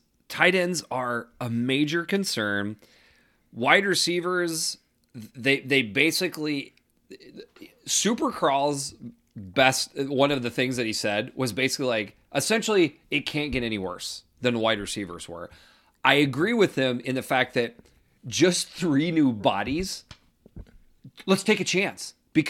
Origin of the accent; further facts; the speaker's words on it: Wisconsin, United States; I'm from Wisconsin. I thirst for it more than whole milk or domestic beers.